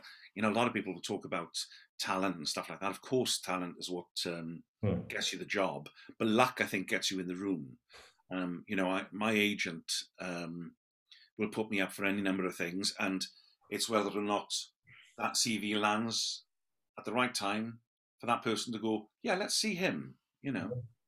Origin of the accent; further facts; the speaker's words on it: Wales, United Kingdom; now in Neath Port Talbot, United Kingdom; I come from the Swansea Valley, and now in the Neath Port Talbot Valley. Well, I am in Neath Port Talbot, but I'm closer to Neath.